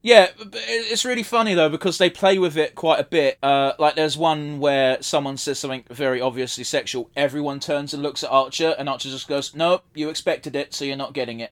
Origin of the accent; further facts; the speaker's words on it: United Kingdom; we're from Britain